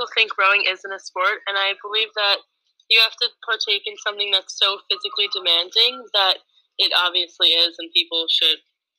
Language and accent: English; Long Island, New York, United States; I'm from Long Island, New York.